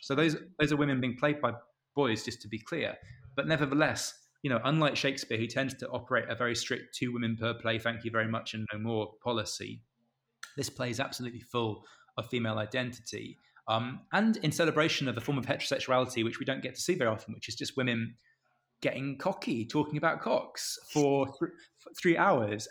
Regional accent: Canterbury, South East England, United Kingdom; I'm I'm from Canterbury

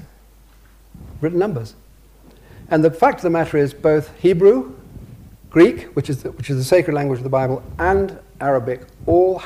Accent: England, United Kingdom; I'm English

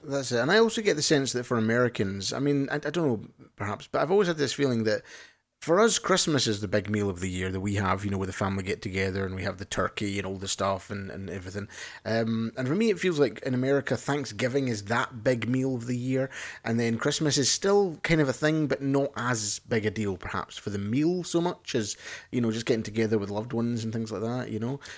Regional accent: Scotland, United Kingdom; I'm Scottish or British or whatever you wanna say

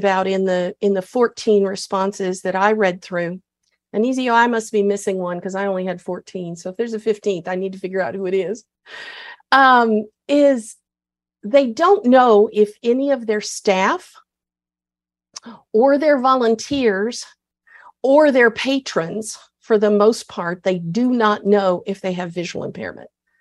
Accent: Texas, United States; I'm proud of being a Texan

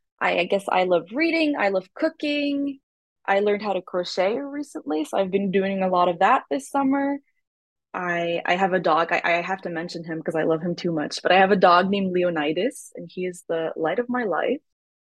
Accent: Trois-Rivières, Quebec, Canada; I go by she, they pronouns. I'm originally from Trois-Rivières, which is like a very small town halfway between Montreal and Quebec. It's a very rural area. where people speak mostly French

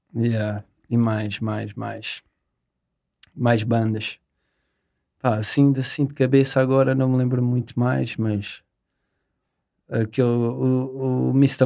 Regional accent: Seixal, Lisbon, Portugal; somos da Margem Sul, do Seixal.

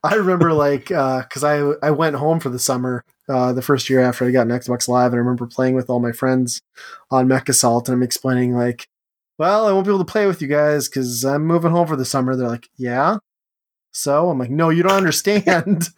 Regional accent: Upper Midwest, United States; we're all upper midwestern people

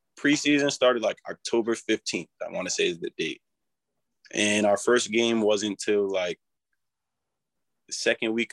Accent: Rhode Island, United States; growing up in Rhode Island, just as a kid

